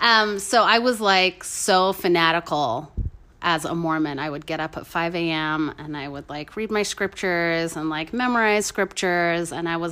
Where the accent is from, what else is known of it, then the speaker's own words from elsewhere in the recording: Scotland, United Kingdom; also born or lived in England; now in Utah, United States; I was born in Scotland.